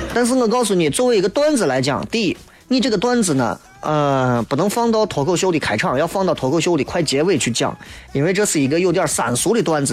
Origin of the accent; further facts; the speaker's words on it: Xi'an, Shaanxi, China; 我们还是要坚定不移的向着我们西安人。向着我们中国人的这种传统的观念去靠近